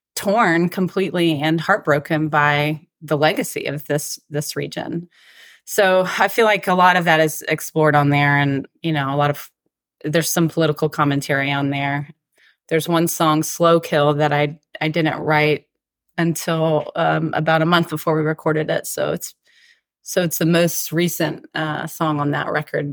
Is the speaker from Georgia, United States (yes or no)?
yes; Atlanta, Georgia, United States; moved away as an adult; also born or lived in South Carolina / Colorado; now in Nashville, United States; I grew up in Atlanta, and I had never really lived outside of the South before